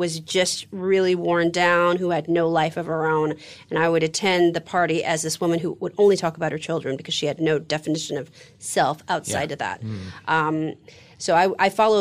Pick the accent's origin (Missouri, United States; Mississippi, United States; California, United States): California, United States; San Francisco; I'm from San Francisco, 70s